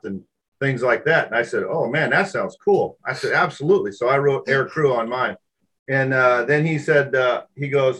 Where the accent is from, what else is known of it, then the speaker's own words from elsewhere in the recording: Seattle, Washington, United States; moved away as an adult; I was raised in Washington State with a lot of lakes, a lot of rivers.